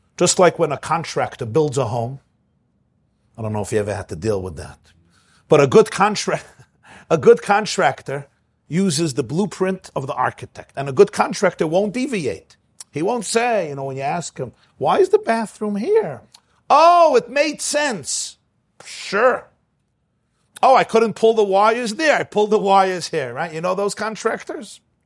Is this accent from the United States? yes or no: yes; Brooklyn, New York, United States; moved away as an adult; now in Muncie, United States; I grew up in Brooklyn